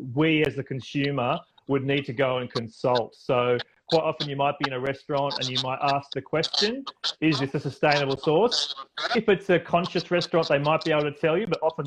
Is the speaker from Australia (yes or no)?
yes; Australia; my home country of Australia